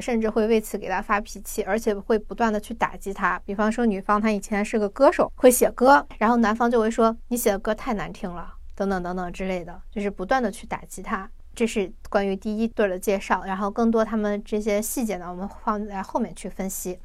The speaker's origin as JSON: {"language": "Chinese", "country": "China", "said": "我们中国人看韩国的综艺多少会有一些些的文化差异"}